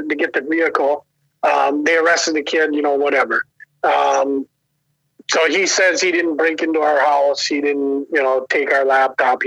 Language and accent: English; Wisconsin, United States; I'm from Wisconsin.